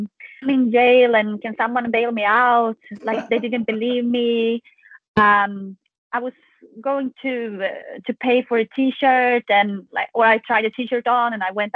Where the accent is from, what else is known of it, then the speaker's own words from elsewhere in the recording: Sweden; now in Louisville, United States; we're from Sweden